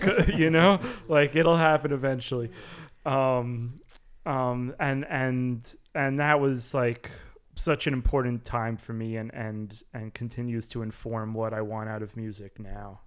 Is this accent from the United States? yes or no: yes; New York, United States; making music growing up in New York